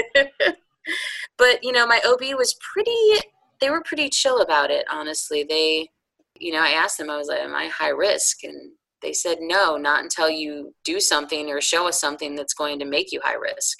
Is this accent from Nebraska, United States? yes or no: no; outside of Chicago, Illinois, United States; moved away as an adult; also born or lived in upstate New York; now in North Carolina, United States; I was born in upstate New York and spent my formative years outside of Chicago. And I came south for college and never left. So I've been in North Carolina for almost 20 years.